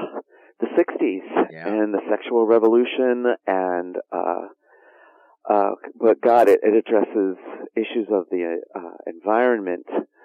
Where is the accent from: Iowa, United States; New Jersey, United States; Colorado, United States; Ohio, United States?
New Jersey, United States; moved away as an adult; also born or lived in Chicago; Italian Catholic blue collar family in New Jersey, and then came to Chicago to attend Loyola University.